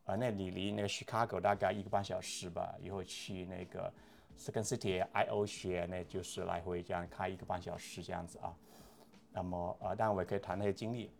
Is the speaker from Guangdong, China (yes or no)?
yes; Guangdong, China; moved away as an adult; now in United States; 广东，在广东，在广东长大，在广州上大学五年，那后来出来工作，就是在医院里面做防疫科的那些